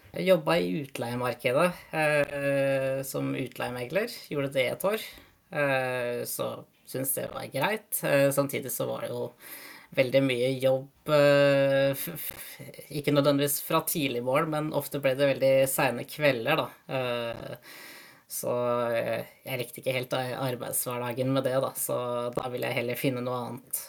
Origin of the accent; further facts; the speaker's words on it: Norway; moved away as an adult; also born or lived in Tallinn, Estonia; now in Denmark; være nordmann i, i Danmark